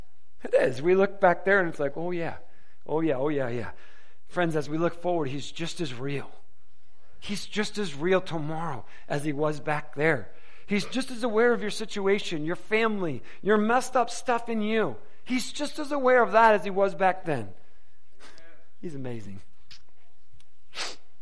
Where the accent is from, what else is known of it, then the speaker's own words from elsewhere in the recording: Detroit, Michigan, United States; moved away; I was born and raised in the Detroit metro area